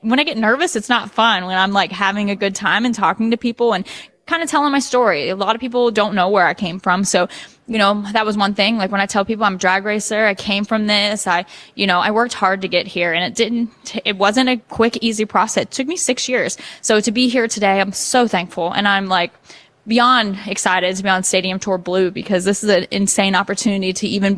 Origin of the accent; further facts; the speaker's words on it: Nashville, Tennessee, United States; I'm from Nashville, Tennessee.